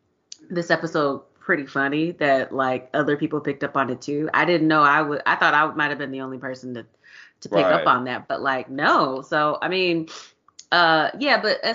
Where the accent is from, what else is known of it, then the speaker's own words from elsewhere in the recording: Texas, United States; I'm from Texas.